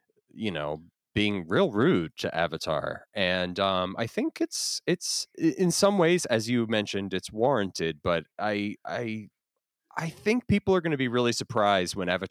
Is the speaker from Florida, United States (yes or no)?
yes; Florida, United States; also born or lived in New Jersey; I grew up in Florida.